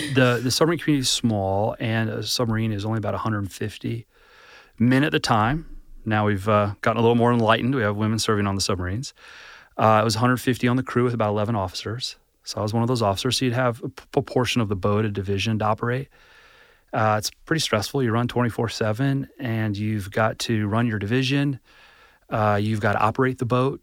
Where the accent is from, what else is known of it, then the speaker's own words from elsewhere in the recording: Atlanta, Georgia, United States; I actually grew up in Atlanta.